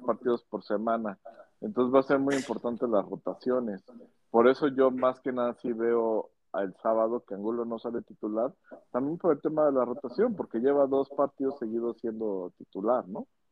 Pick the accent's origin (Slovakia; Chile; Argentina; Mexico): Mexico; así somos los mexicanos